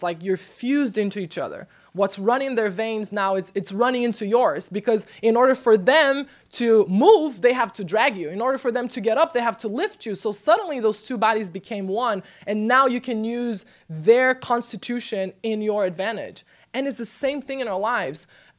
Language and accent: English; Brazil; I'm from Brazil.